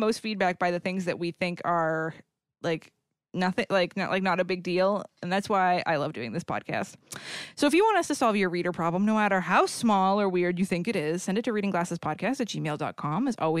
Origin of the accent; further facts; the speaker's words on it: New England, United States; because I'm from New England, it's ….